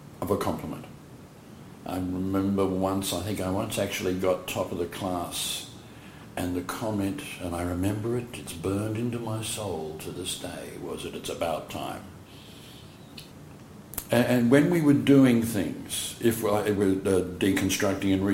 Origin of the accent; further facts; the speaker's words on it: New Zealand; now in Perth, Australia; I was born in New Zealand. My parents were born in New Zealand